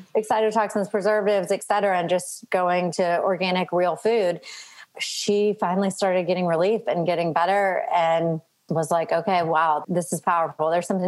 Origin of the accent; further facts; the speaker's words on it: Louisiana, United States; now in Mississippi, United States; So I currently live in Mississippi. I'm from Louisiana